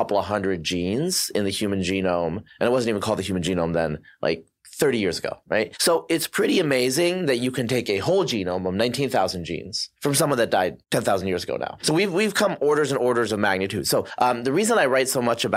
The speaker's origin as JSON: {"language": "English", "region": "Oregon", "country": "United States", "tie": "born or raised there", "also_born_or_lived": "Bangladesh / upstate New York", "said": "I spent most of my, I'd say, formative years, adolescence in Oregon, Eastern Oregon, Western Oregon"}